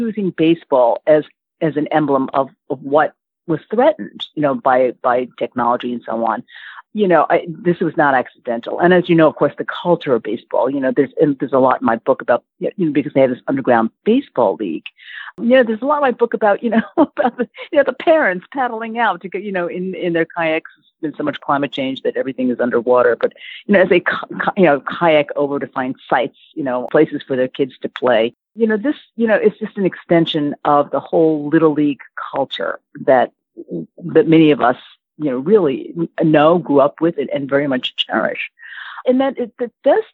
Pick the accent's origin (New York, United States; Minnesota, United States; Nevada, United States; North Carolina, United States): New York, United States; Yonkers; we grew up in Yonkers, New York